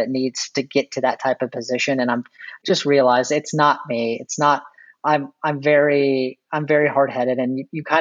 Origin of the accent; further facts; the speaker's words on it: Texas, United States; I'm from Texas